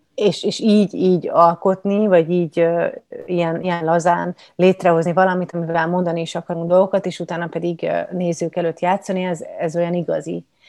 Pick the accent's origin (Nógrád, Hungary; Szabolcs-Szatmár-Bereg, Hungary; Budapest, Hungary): Budapest, Hungary; also born or lived in Kaposvár; Én egyébként budapesti vagyok